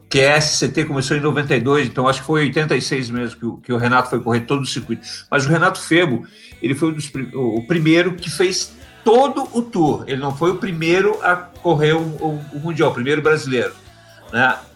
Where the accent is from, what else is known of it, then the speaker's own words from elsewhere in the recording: Pinhalzinho, Santa Catarina, Brazil; born there; E, e eu também não nasci em Balneário, né? Nasci